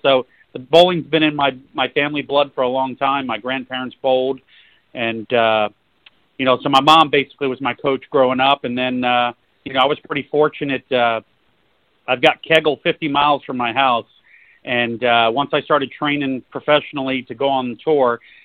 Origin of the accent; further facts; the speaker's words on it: St. Petersburg, Florida, United States; Growing up in St. Pete, Florida, my dad owned a bowling center